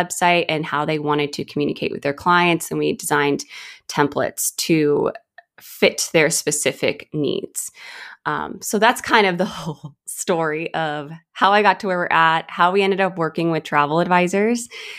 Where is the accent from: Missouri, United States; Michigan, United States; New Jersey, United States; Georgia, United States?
Georgia, United States; Atlanta; also born or lived in California, United States; So I'm originally from California. And then my family moved to Atlanta, Georgia, which is where I mainly grew up.